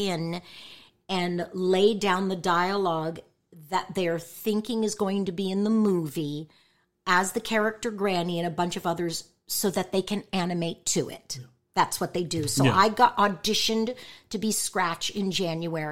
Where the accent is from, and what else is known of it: San Jose, California, United States; born or raised there; moved away